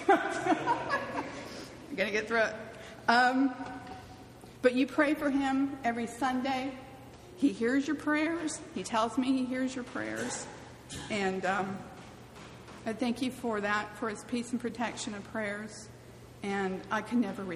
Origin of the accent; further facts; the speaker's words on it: California, United States; moved away as an adult; also born or lived in Mobile, Alabama; I'm from California. I drink soda. I drive on a freeway.